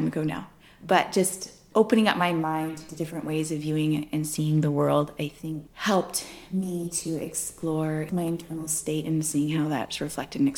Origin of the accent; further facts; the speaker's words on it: Victoria, British Columbia, Canada; also born or lived in Hazelton, British Columbia; most of my life, I grew up on the island in Victoria